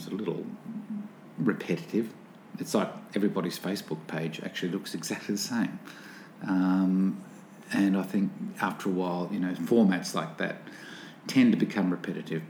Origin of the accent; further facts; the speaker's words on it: Newcastle, New South Wales, Australia; I was born here in Newcastle, in New South Wales.